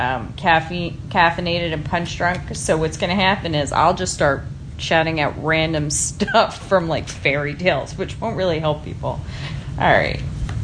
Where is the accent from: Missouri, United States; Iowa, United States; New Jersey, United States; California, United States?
New Jersey, United States; moved away as an adult; I was born and raised in New Jersey